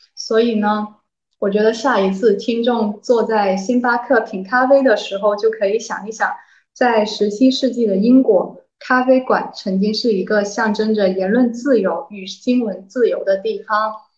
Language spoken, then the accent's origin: Chinese; Guangzhou, Guangdong, China; 我是广州人嘛，就我，我自己的口味是很清淡的，就爱吃粤菜